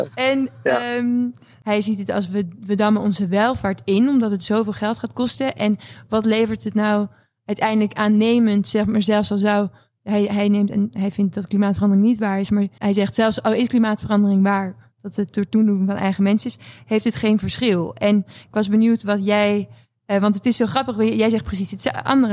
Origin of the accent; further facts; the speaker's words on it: Netherlands; we als Nederlanders